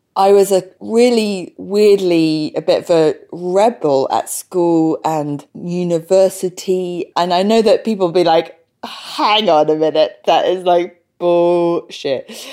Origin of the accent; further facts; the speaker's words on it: London, United Kingdom; first language English; I was born in London